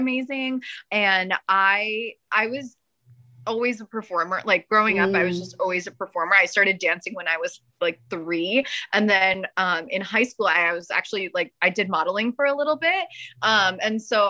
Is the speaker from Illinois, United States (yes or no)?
no; New Jersey, United States; I am born and raised in New Jersey. I have never lived anywhere except New Jersey